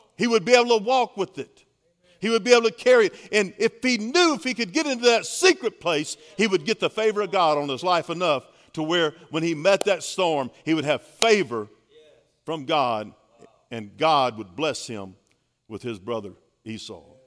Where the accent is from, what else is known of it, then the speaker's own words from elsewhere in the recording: Baton Rouge, Louisiana, United States; I'm from Baton Rouge, Louisiana. We grew up there